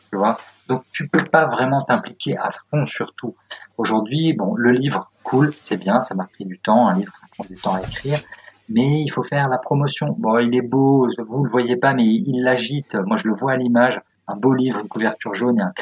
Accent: Strasbourg, Grand Est, France; born there; also born or lived in Auxerre / Agen / Guéret / Bordeaux; now in Paris, France; moi je suis provincial, hein. je suis pas parisien du tout. J'ai, je suis né à Strasbourg, ensuite j'ai bougé partout, euh, Auxerre, Agen, euh, non même pas, Guéret, Agen, Auxerre, le bassin d'Arcachon, Bordeaux, Grenoble, enfin beaucoup bougé avant d'arriver à Paris

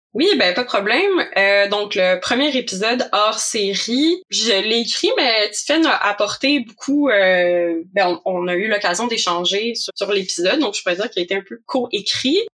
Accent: Quebec, Canada; also born or lived in Montreal; J'habite à Montréal aussi, si vous l'entendez par mon accent, donc euh, je viens du Québec

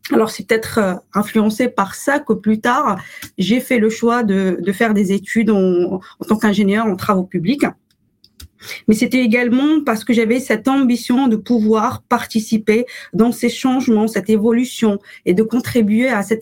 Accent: Morocco; now in France; j'ai grandi au Maroc, pas en France. Euh, donc une partie de mon expérience s'est construite au Maroc avant que je m'installe à, je m'installe en France.

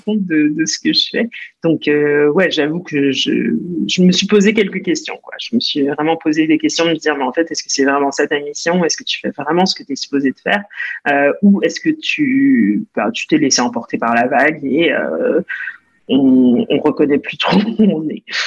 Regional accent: Montreal, Quebec, Canada; moved away as an adult; also born or lived in New Jersey, United States; now in France; Je née aux États-Unis, au New Jersey, mais j'ai grandi au Canada à Montréal

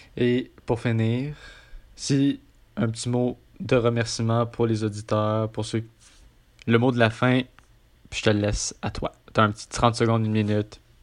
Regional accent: Quebec, Canada; je suis québécois

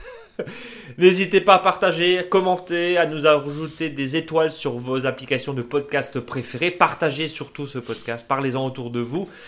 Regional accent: Alsace, Grand Est, France; chez nous en Alsace

